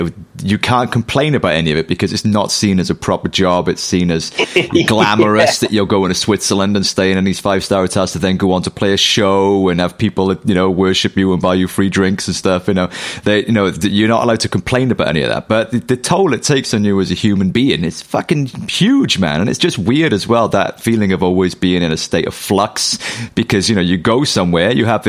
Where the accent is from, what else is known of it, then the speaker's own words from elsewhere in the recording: United Kingdom; we're British, you know, nobody wants you to succeed.